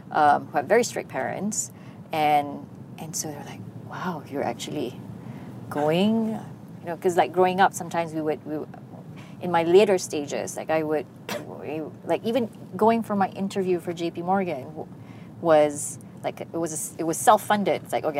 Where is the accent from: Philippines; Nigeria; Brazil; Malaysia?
Malaysia; my Malaysian story of, it's probably not as interesting as that person's story of when he was growing up in the UK